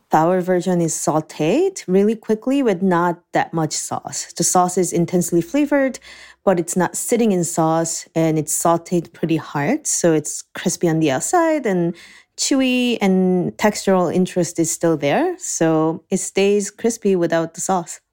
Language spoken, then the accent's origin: English; Seoul, South Korea; also born or lived in New Jersey; now in Ann Arbor, United States; I was born and raised in Seoul, Korea.